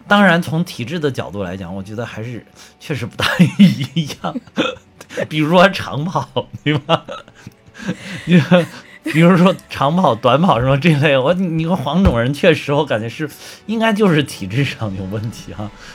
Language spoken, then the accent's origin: Chinese; China; 我们中国人